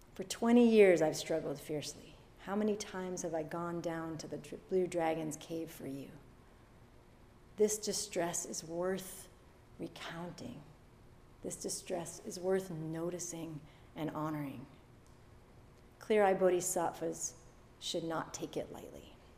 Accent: Massachusetts, United States; I grew up in Massachusetts

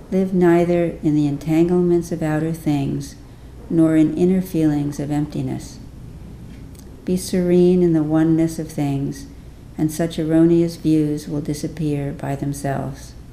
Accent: India; we go, we're from India, we do linear thinking, right?

